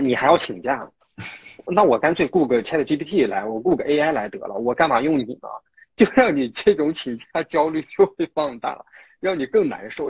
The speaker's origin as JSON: {"language": "Chinese", "town": "Taiyuan", "region": "Shanxi", "country": "China", "moved": "yes", "said": "我家是太原的"}